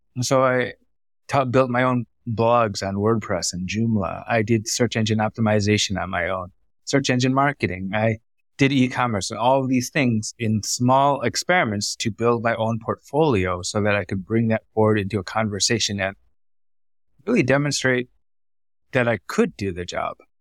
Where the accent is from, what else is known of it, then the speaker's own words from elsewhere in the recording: United States; first language Vietnamese; English is a second language; moved away as an adult; also born or lived in Vietnam / Thailand / Singapore; I was born in America, raised to be a doctor